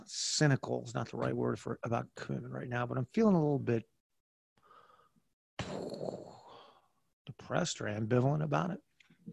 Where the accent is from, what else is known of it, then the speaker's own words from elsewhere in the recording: United States; I used to wake up in the morning and have this moment of feeling that I was so blessed to be an American, to wake up as an American.